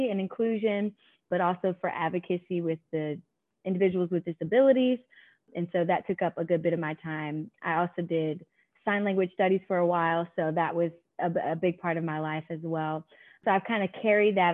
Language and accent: English; Durham, North Carolina, United States; I'm born and raised in Durham.